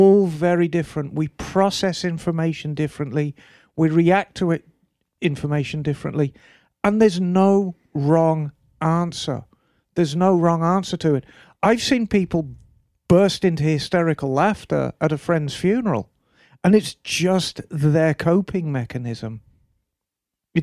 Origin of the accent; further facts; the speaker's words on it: Birmingham, West Midlands, United Kingdom; moved away; my dear old hometown, Birmingham